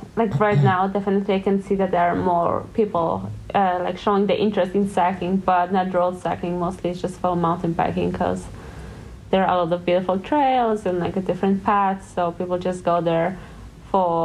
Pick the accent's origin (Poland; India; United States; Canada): Poland; born or raised there